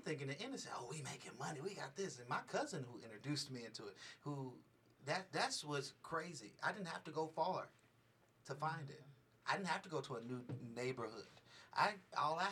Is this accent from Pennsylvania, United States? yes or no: no; Richmond, California, United States; now in Las Vegas, United States; I come from Richmond, California